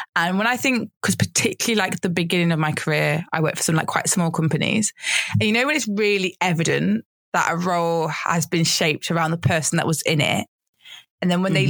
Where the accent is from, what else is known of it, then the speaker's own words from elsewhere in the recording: United Kingdom; as a British person